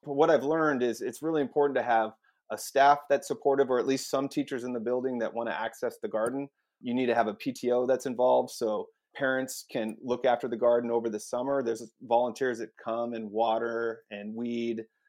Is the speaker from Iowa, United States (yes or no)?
no; Eastern Washington, United States; moved away as an adult; also born or lived in Salt Lake City, Utah; now in Portland, United States; I'm from Eastern Washington.